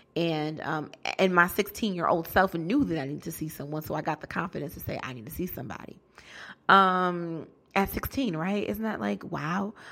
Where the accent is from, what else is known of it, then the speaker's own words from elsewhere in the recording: Bridgeport, Connecticut, United States; moved away as an adult; now in Newark, United States; I'm a, a black girl from Bridgeport, Connecticut